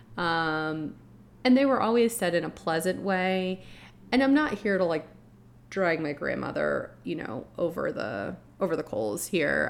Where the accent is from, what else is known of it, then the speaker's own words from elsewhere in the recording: Florida, United States; you and I grew up in Florida